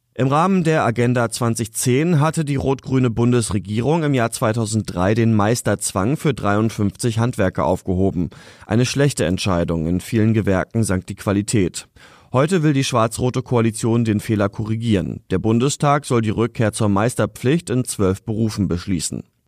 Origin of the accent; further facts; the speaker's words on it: Germany; bei uns in Deutschland